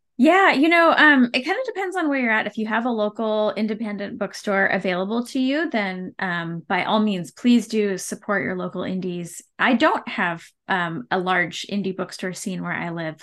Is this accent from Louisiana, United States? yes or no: no; Campbell, California, United States; now in Fresno, United States; I grew up in the Bay Area. Um, technically, we were in the, the city boundaries of the city of San Jose